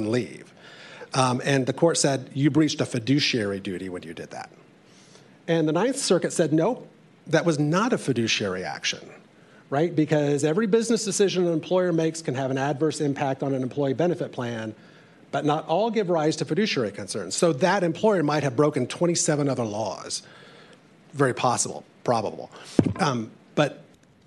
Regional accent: Indiana, United States; I come from Indiana.

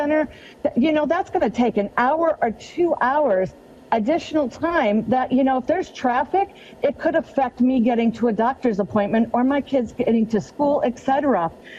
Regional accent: Shoreline, Washington, United States; I'm from the Ballinger neighborhood, and I represent this area in City or County Council

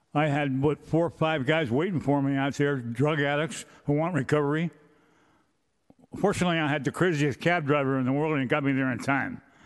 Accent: San Francisco, California, United States; born and raised in San Francisco

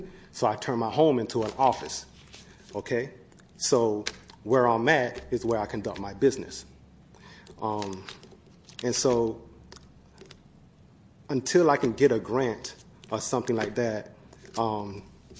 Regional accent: Georgia, United States; moved away as an adult; now in Sacramento, United States; I'm from Georgia. I moved here about 2.5 years ago, and I just recently moved to Sacramento in July.

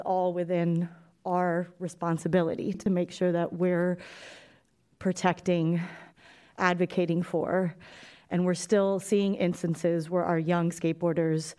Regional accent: San Francisco, California, United States; growing up in San Francisco, growing up around skateboarders

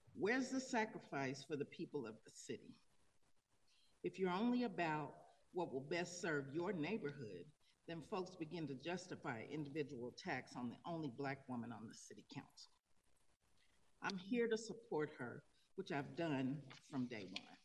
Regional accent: Tulsa, Oklahoma, United States; moved away as an adult; now in Denver, United States; I'm from Tulsa, Oklahoma

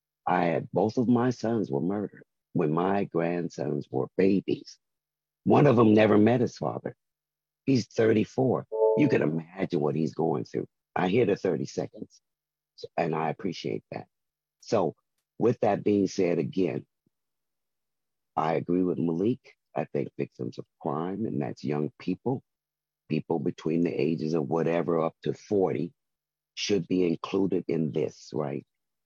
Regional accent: Southern California, United States; And I am from Southern California.

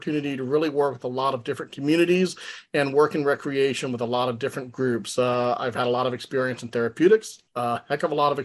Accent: Tucson, Arizona, United States; moved away as an adult; also born or lived in Salt Lake City, Utah / Contra Costa County, California; now in Alameda, United States; I'm originally from Tucson, Arizona

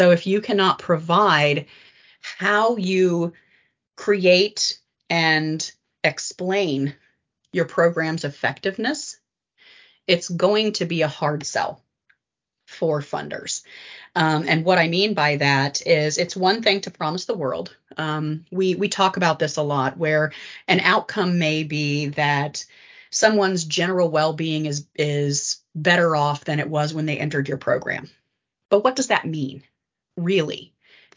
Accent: West Virginia, United States; I grew up in West Virginia

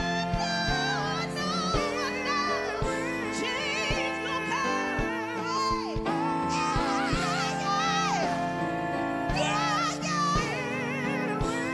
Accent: Oakland, California, United States; also born or lived in New Orleans, Louisiana; I'm originally from New Orleans, Louisiana, but I was raised in Oakland, California, East Bay

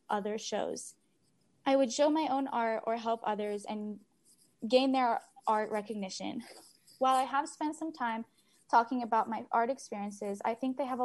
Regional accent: Sacramento, California, United States; also born or lived in Roseville, California; When I moved to Sacramento at age 9, I was coming from Roseville

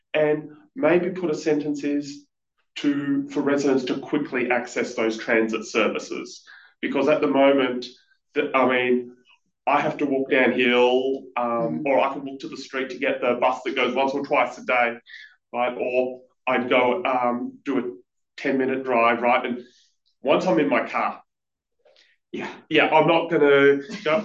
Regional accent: Western Australia, Australia; now in United States; back when I grew up in Western Australia

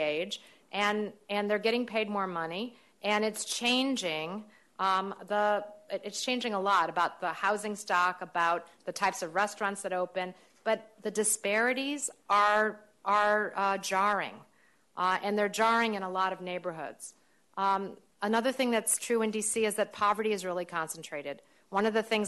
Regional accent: St. Louis, Missouri, United States; moved away; my hometown of St. Louis

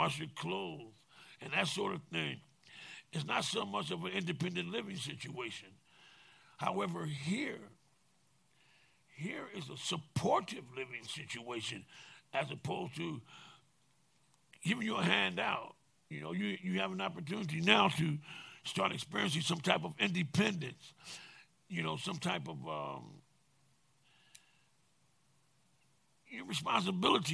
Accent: San Francisco, California, United States; I'm from San Francisco, born, raised, educated here

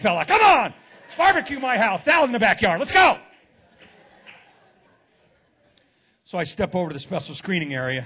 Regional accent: Oakland, California, United States; now in San Jose, United States; I live in San Jose now. I was born and raised in Oakland

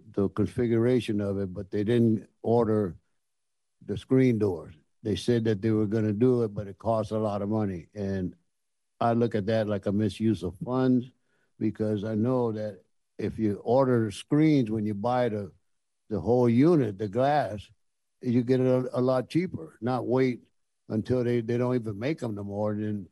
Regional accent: Marin City, California, United States; I'm from Marin City. I live in 89 Cole Drive, and I have two problems. I've been here my whole life, 74 years in Marin City

